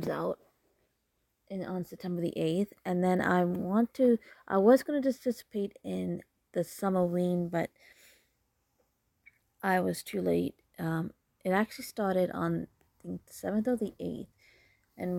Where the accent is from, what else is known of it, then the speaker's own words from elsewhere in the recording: Canada; I'm Canadian